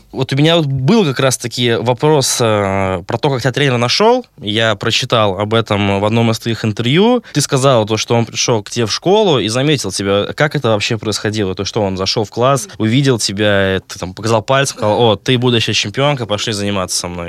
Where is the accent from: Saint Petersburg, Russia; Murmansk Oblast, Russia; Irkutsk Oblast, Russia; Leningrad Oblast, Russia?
Leningrad Oblast, Russia; Vyborg; Я сам э, родом из Выборга